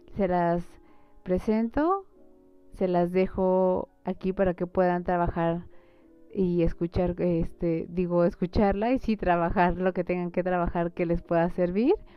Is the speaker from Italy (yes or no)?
no; Mexico; nosotros como mexicanos